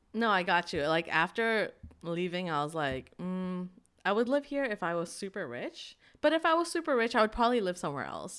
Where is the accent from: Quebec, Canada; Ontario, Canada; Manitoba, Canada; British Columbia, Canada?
British Columbia, Canada; Vancouver; moved away as an adult; now in Saigon, Vietnam; I grew up in Vancouver City until the age of fourteen, and then after that, my family moved me to bumfuck Whiteville